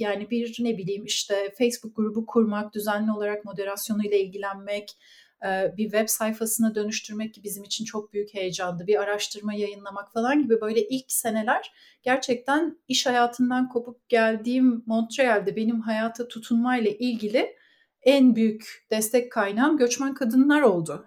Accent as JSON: {"language": "Turkish", "region": "Ankara", "country": "Turkey", "tie": "born or raised there", "also_born_or_lived": "Istanbul", "moved": "as an adult", "lives_now": "Canada", "said": "Ankaralıyım. Ankara'da doğdum, büyüdüm ve okudum."}